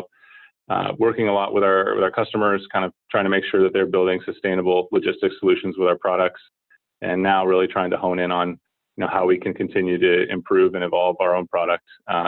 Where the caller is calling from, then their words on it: San Francisco, California, United States; Just downtown in the financial district in San Francisco here at our offices.